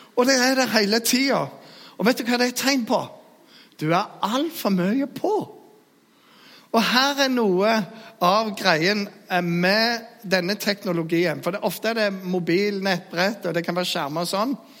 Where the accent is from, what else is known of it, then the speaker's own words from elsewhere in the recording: Jæren, Rogaland, Norway; Jeg er jærbu